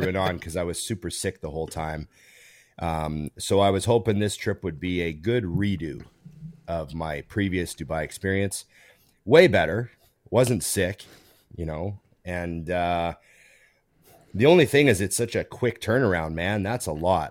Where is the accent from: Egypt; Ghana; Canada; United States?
Canada; Edmonton, Alberta; I grew up near West Edmonton Mall, which was, for a long time, the biggest mall in the world